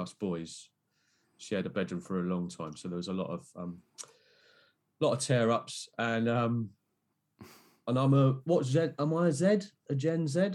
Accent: Bognor Regis, South East England, United Kingdom; moved away; I'm originally from a place called Bognor Regis

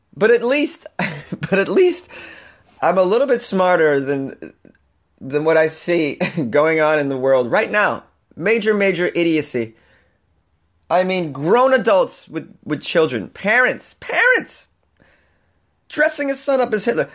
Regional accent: Boston, Massachusetts, United States; moved away; I'm from Boston. We say that the F-bomb is everywhere

